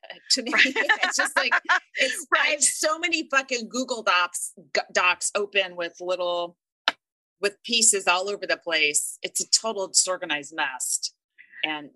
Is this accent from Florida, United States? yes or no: no; San Francisco, California, United States; I'm from God. San Francisco